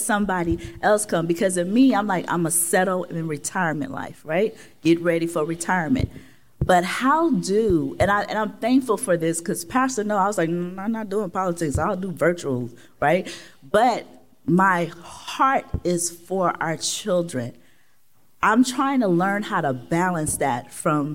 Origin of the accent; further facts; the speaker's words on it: Oakland, California, United States; I'm from West Oakland